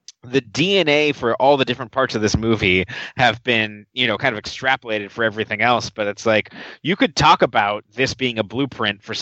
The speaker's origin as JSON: {"language": "English", "region": "Nevada", "country": "United States", "tie": "born or raised there", "said": "growing up in Nevada"}